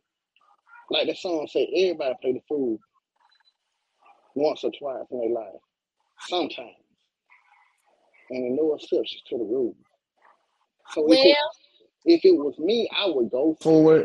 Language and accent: English; Albany, Georgia, United States; now in Atlanta, United States; I'm originally from Albany, Georgia, but I'm living here in Atlanta